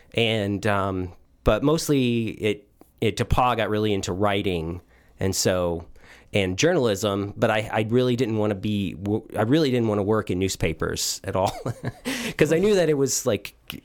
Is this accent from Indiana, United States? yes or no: yes; Hanover, Indiana, United States; I grew up in Hanover, Indiana. So, Hanover, Indiana is about a town of about 2,000 people in southern Indiana.